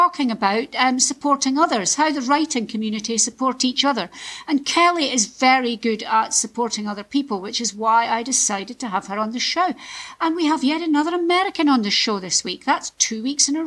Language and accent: English; Scotland, United Kingdom; I'm from Scotland